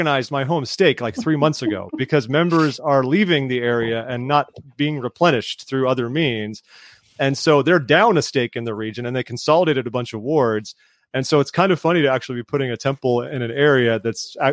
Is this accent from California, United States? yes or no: yes; Placentia, California, United States; now in Yorba Linda, United States; my hometown, Placentia, which is mostly famous for gang warfare